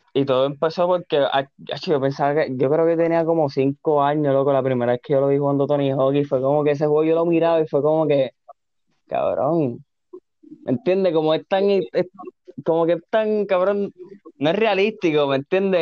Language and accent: Spanish; Carolina, Puerto Rico; also born or lived in Río Piedras; siempre he sido Carolina, nací en Río Piedra, pero viste, Carolina, cabrón, está Carolina